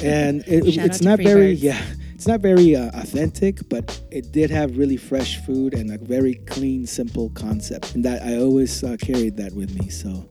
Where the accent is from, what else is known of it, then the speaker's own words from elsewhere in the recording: Mexico City, Mexico; now in San Francisco, United States; I was born in Mexico City.